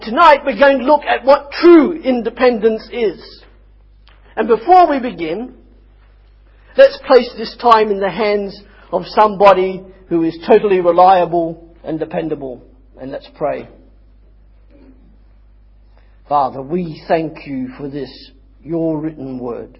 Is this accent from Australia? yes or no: yes; Australia; I'm Australian